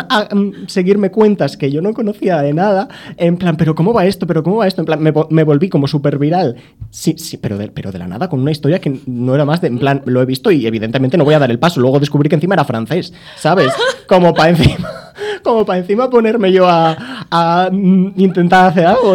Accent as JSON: {"language": "Spanish", "region": "north of the Cantabrian Mountains", "country": "Spain", "said": "siendo del norte de la cordillera cantábrica"}